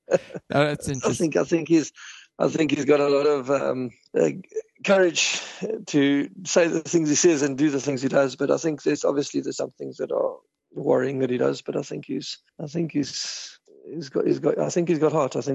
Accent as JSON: {"language": "English", "country": "South Africa", "lives_now": "Ireland", "said": "We moved away from South Africa because of the crime in South Africa, and um, we wanted to give our children a safer life"}